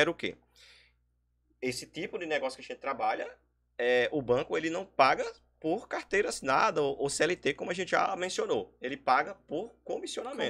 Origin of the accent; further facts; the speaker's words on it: São Bento, Paraíba, Brazil; sou daqui de São Bento